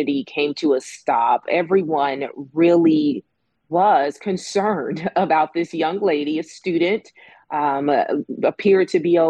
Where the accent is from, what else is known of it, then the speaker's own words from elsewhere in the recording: Birmingham, Alabama, United States; I'm from Birmingham, so I get a different perspective on a lot of stories that happen here